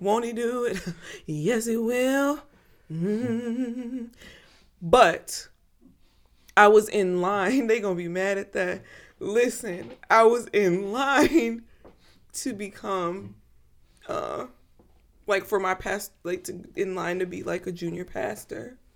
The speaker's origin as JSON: {"language": "English", "area": "Chicago suburbs", "region": "Illinois", "country": "United States", "tie": "born or raised there", "said": "I grew up in the Midwest, you know, suburbs. Chicago suburbs"}